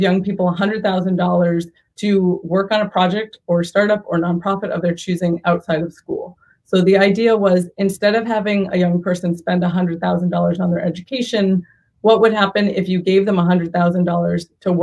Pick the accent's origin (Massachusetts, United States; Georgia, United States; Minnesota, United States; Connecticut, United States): Massachusetts, United States; Boston; also born or lived in San Diego; now in Bay Area, United States; I grew up in Boston.